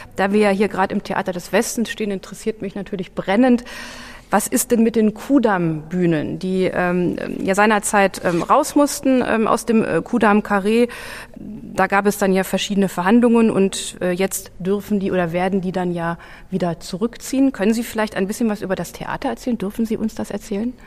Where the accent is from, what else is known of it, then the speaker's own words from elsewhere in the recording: Berlin, Germany; als Berliner